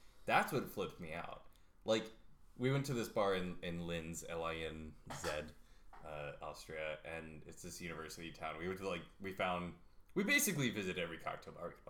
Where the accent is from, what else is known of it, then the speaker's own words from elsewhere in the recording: the South, United States; also born or lived in New York; so I grew up in the South, so it was a little slower than other parts of the US.